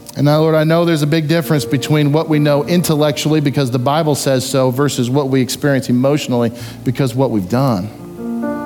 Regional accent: United States; As an American citizen

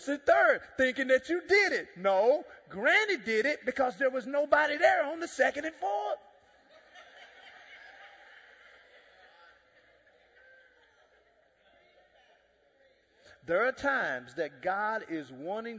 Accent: Dallas, Texas, United States; also born or lived in Jamaica; I'm from Dallas.

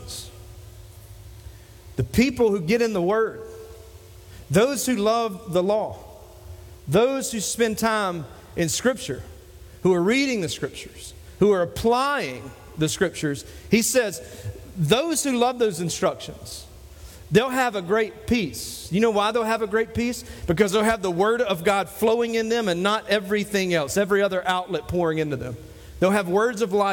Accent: Dillon, South Carolina, United States; moved away; my hometown of Dillon

